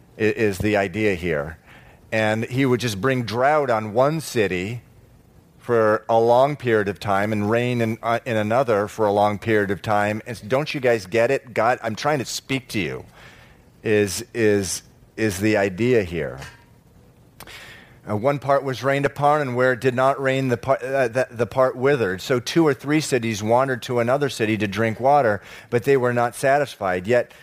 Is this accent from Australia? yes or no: no; Venezuela; moved away; also born or lived in Massachusetts, United States; You know, I was born in Massachusetts, moved down to Venezuela when I was 9, and it was awfully strange.